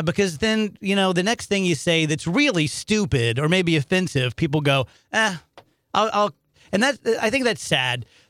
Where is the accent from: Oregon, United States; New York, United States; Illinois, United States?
Illinois, United States; South Roxana; also born or lived in St. Louis, Missouri; I grew up in South Roxanne, Illinois, which is like a suburb of Edwardsville.